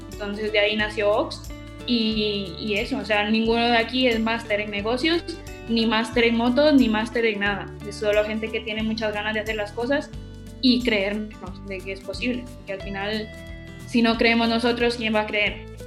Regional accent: Alajuelita, San José, Costa Rica; moved away as an adult; now in Spain; soy de Alajuelita, soy de Costa Rica

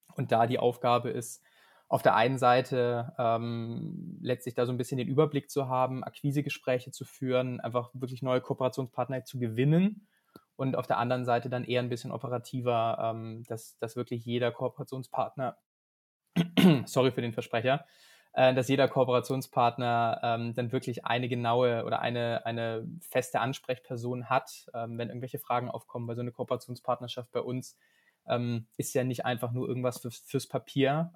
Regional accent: Biberach, Baden-Württemberg, Germany; moved away as an adult; also born or lived in Munich / Shanghai; now in Münster, Germany; Ich komme gebürtig aus Biberach. Ähm, das ist in der Nähe vom Bodensee, ganz im Süden Deutschlands.

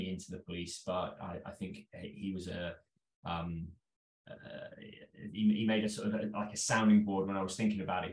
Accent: London, United Kingdom; I'm from North London. I've always been a Londoner. I was a pretty normal childhood, sort of in the suburbs of London

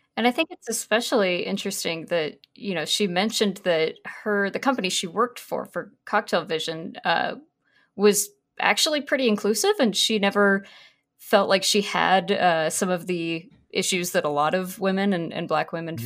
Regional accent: United States

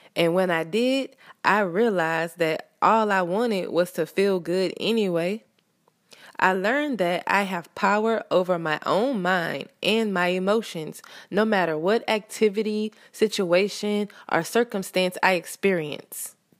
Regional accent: the South, United States; I live in America. I'm from the South

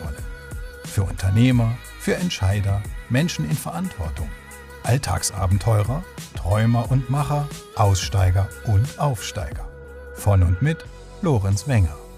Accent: Salgesch, Valais, Switzerland; accent: Walliser Dialekt; ich komme aus, aus Salkesch, Salkesch ist ein, ist ein Weindorf und da hast, äh, auch, mein, auch mein Großvater hat den Weinkeller und dann wächst du halt so auf

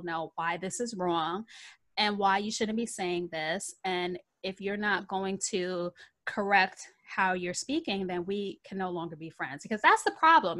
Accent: New York City, New York, United States; now in Long Island, United States; I grew up in the Bronx

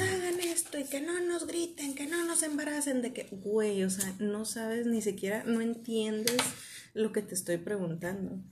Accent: Monterrey, Nuevo León, Mexico; Yo soy bien regia

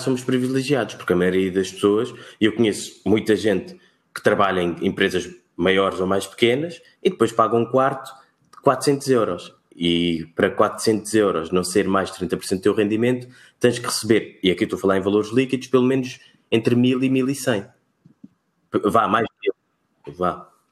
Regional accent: Cape Verde; also born or lived in Portugal; now in Lisbon, Portugal; Eu sou cabo-verdiano, somos de ilhas, temos o mar sempre à volta

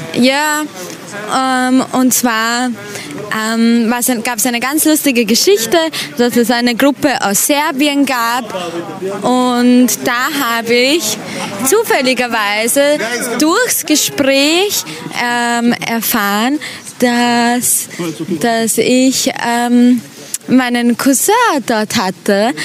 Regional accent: Vienna, Austria; Und zwar bin ich aus Wien, aus dem schönen, tollen Österreich mit den wunderschönen Bergen

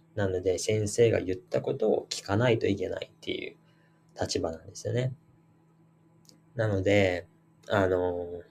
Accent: Japan; 私たち日本人

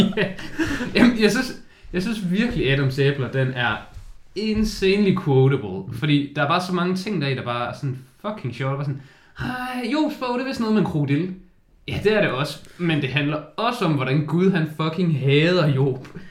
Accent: Denmark; jeg er jyde og lever op til jydestøvtyperne

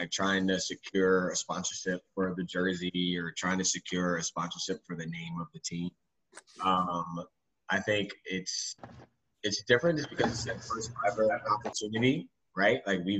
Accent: Atlanta, Georgia, United States; Bandwagon Nuggets fans. I'm from Atlanta. Bandwagon Hawks fans don't exist either.

